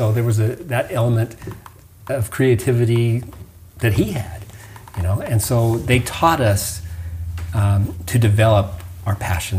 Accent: Utah, United States; moved away; also born or lived in Huntsville, Alabama; I grew up in Utah, and so skiing was a big part of my life.

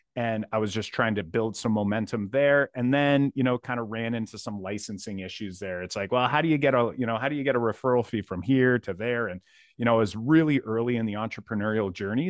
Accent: Windsor, Ontario, Canada; I'm from Windsor, Ontario

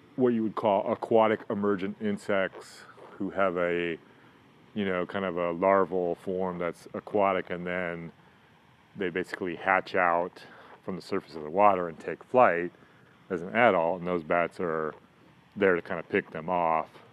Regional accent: England, United Kingdom; now in San Diego, United States; I actually grew up in England, and so that's kind of where I had my first experiences.

